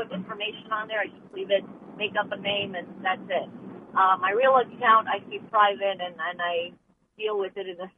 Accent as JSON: {"language": "English", "town": "Chicago", "region": "Illinois", "country": "United States", "tie": "born there", "said": "from Chicago. I was born there."}